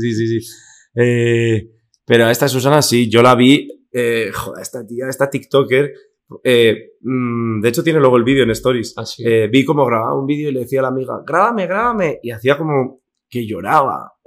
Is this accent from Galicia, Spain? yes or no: no; Zumaia, Basque Country, Spain; moved away as an adult; now in Madrid, Spain; Zumaya, a Euskal Hayak, a la fiesta de, mi pueblo